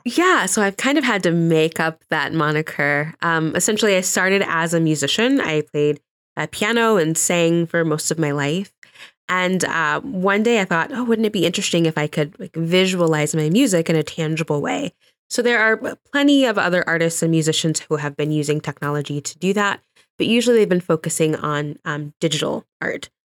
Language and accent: English; Johnson County, Kansas, United States; also born or lived in Omaha, Nebraska; I was born in Omaha, Nebraska, but, um, my family moved to Kansas City when I was three